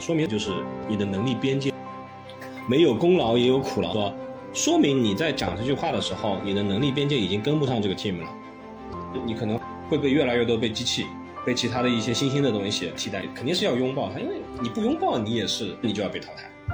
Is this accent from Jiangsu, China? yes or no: yes; Jiangsu, China; also born or lived in Xiamen; now in Shanghai, China; 一四年从厦门来上海，然后本身我是江苏人，所以呢，从展业这个角度的话，其实也挑了一个离家最近的一个一线城市